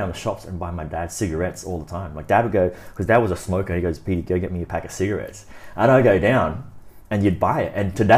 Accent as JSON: {"language": "English", "town": "Brisbane", "region": "Queensland", "country": "Australia", "tie": "born or raised there", "said": "Yeah, I'm born in Australia, so my hometown would be Australia."}